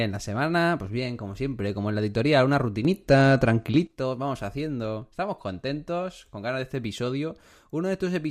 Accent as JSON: {"language": "Spanish", "region": "Region of Murcia", "country": "Spain", "moved": "yes", "said": "Soy un murciano expatriado que tiene un amigo gallego."}